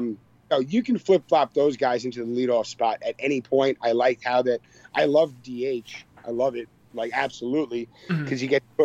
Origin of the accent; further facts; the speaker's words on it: Long Island, New York, United States; I'm from Long Island